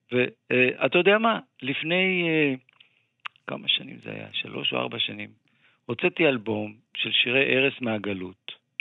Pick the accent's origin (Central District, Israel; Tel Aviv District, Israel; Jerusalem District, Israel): Tel Aviv District, Israel; Ramat Gan; also born or lived in Givatayim; אני גדלתי בחברה, אתה יודע, רמת גן גבעתיים זו חברה מעורבת